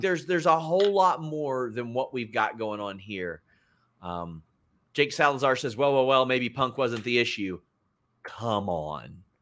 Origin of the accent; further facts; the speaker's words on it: between Lexington and Cincinnati, Kentucky, United States; I grew up around Cincinnati and Lexington